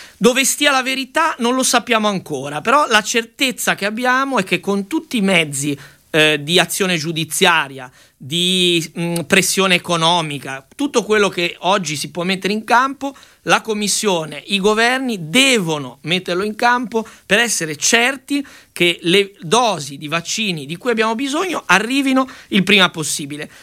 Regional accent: Liguria, Italy; da Ligure

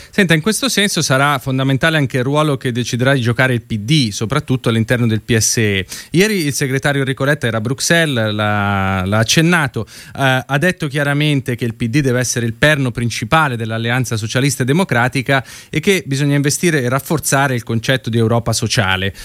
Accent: Lombardy, Italy; io sono lombardo

